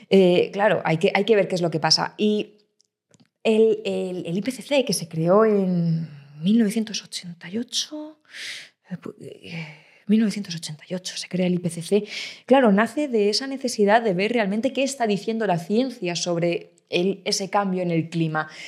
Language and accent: Spanish; Ávila, Castile and León, Spain; yo soy de Ávila, el chuletón de Ávila, ¿cómo, cómo no me voy a tomar un chuletón